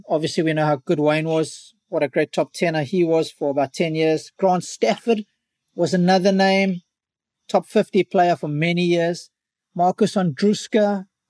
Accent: Durban, KwaZulu-Natal, South Africa; Durban, my hometown

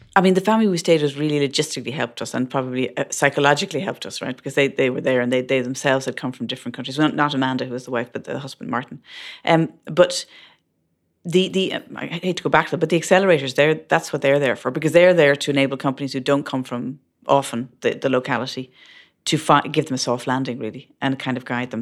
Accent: Ireland; moved away as an adult; But being Irish in that mix certainly helps

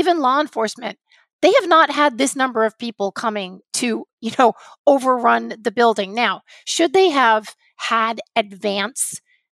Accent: United States; also born or lived in Portland, Oregon / New York City / Los Angeles; as an American to be with my people

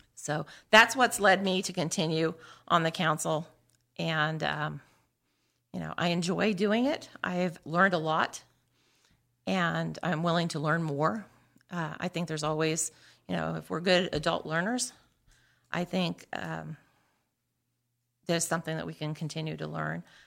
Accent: New Castle, Indiana, United States; I grew up in Newcastle, graduate of Newcastle Chrysler High School.

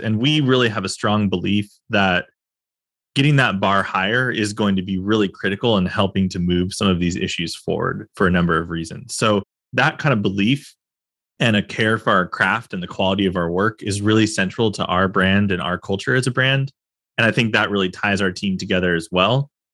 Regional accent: California, United States; as a Californian

